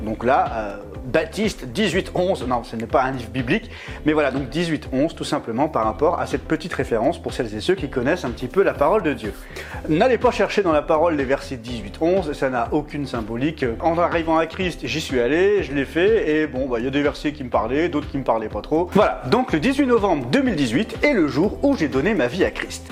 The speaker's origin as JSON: {"language": "French", "town": "Lille", "region": "Hauts-de-France", "country": "France", "tie": "born or raised there", "moved": "as an adult", "lives_now": "Grenoble, France", "said": "j'avais déménagé à 800 km de Lille, du coup, qui est, la ville euh, d'origine, qui est ma ville d'origine."}